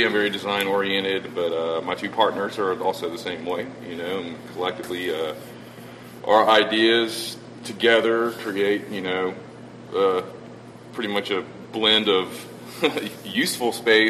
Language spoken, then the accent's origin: English; Savannah, Georgia, United States; Savannah, Georgia.